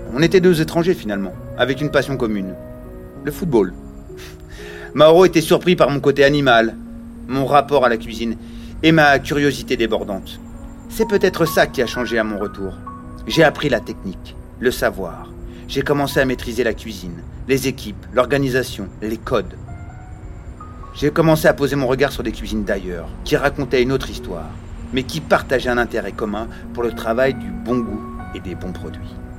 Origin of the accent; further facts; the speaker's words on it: Paris region, Île-de-France, France; Je viens de la région parisienne